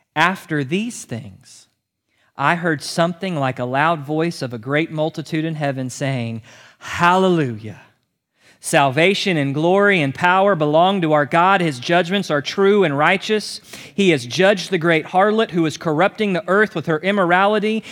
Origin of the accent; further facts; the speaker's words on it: United States; You and I as Americans